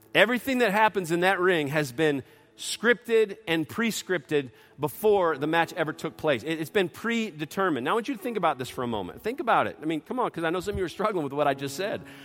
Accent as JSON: {"language": "English", "area": "outside of Detroit", "region": "Michigan", "country": "United States", "tie": "born or raised there", "moved": "yes", "said": "when we were growing up in Detroit, outside of Detroit"}